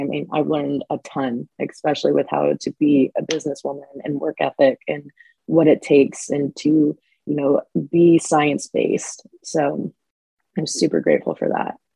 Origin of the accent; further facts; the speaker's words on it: Phoenix, Arizona, United States; moved away as an adult; now in San Diego, United States; I'm from Phoenix, Arizona. Lived there my entire life up until the last few years. I moved to San Diego. Growing up in Phoenix